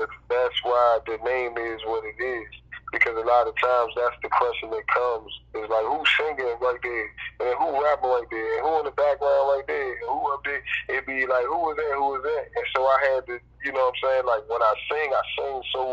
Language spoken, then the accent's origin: English; Alexandria, Virginia, United States; I'm from Alexandria, Virginia